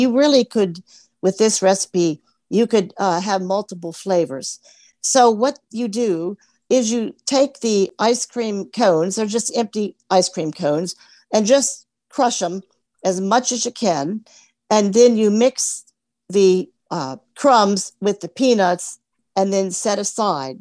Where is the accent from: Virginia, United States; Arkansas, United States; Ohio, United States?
Virginia, United States; Alexandria; I'm from Alexandria, Virginia